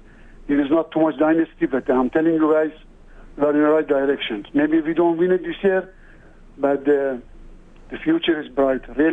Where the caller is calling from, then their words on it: Montreal, Quebec, Canada; I'm calling from Montreal. I mean, I came to Canada in 1983